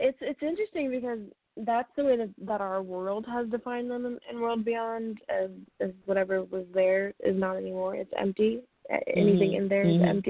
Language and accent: English; Michigan, United States; When I was growing up in Michigan, I had a Siberian Husky named Shiloh